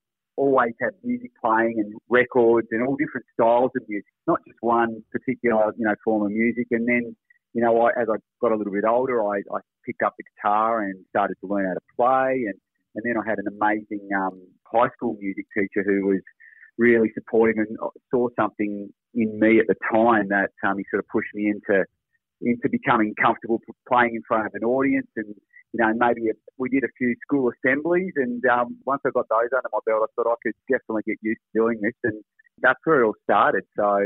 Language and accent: English; Tasmania, Australia; now in Gold Coast, Australia; we're both originally from Tassie.